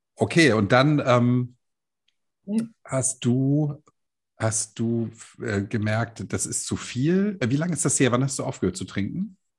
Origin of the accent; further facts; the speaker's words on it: Hamburg, Germany; Das sage ich als Hamburger